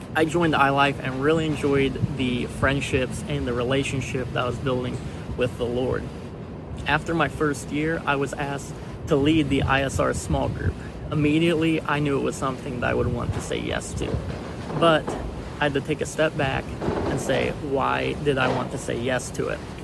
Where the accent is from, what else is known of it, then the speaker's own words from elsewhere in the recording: Catlin, Illinois, United States; I grew up in Catlin, Illinois